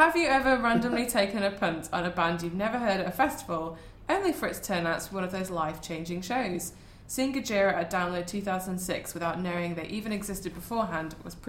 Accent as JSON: {"language": "English", "area": "the North", "region": "the north of England", "country": "United Kingdom", "said": "I'm from the North, so I can say that."}